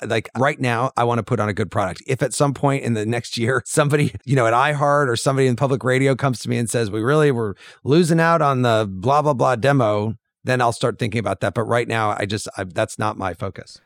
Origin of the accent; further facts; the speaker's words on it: Urbana, Illinois, United States; moved away; I was just back in my hometown in Urbana, Illinois